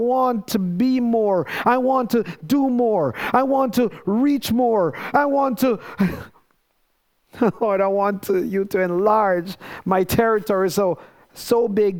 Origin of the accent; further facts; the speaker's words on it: Jamaica; now in United States; I knew that I was Jamaican. I'm still Jamaican.